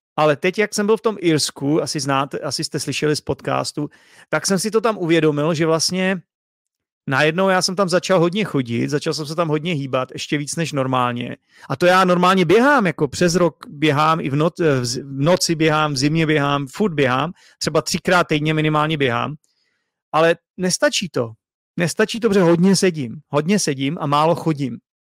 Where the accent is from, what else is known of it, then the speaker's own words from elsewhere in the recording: Czechia; first language Czech; i když jsem se tady narodil, i když je to můj první jazyk